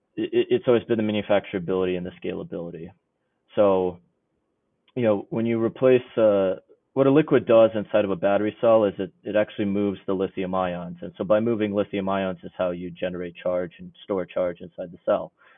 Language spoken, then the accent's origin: English; New York City, New York, United States; moved away as an adult; now in Illinois, United States; I grew up actually in the New York City area